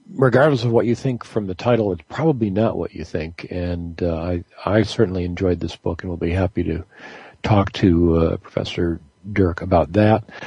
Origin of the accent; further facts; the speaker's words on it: Michigan, United States; now in North Carolina, United States; I'm actually from Michigan